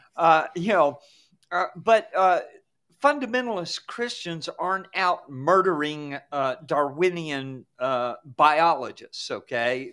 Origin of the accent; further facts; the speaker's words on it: Georgia, United States; when I was growing up in Georgia